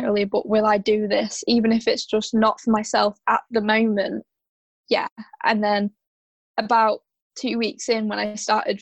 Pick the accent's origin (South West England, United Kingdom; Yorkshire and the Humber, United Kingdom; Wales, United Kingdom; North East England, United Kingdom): Yorkshire and the Humber, United Kingdom; I'm from South Yorkshire